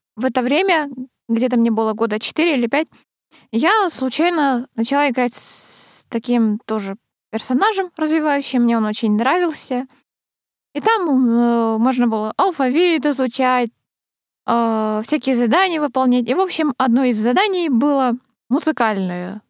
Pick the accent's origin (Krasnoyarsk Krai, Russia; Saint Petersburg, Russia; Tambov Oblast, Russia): Krasnoyarsk Krai, Russia; Krasnoyarsk; moved away; в детстве училась в Красноярской школе